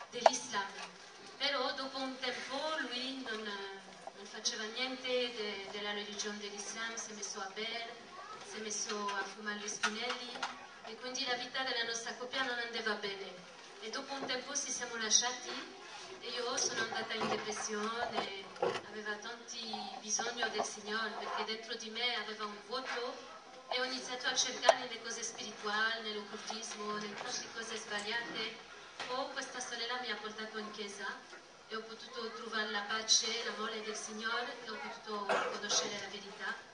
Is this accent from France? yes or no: yes; Nice, Provence-Alpes-Côte d'Azur, France; Italian is a second language; also born or lived in Dijon, France; vengo da, da Nizza in Francia e mi sono convertita 12 anni fa nella città di Dijon